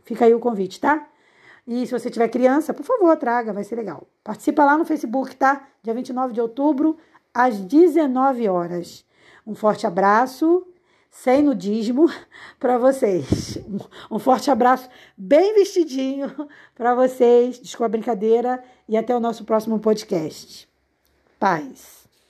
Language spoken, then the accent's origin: Portuguese; Caxias, Brazil; moved away; Foi em Caxias, na minha cidade natal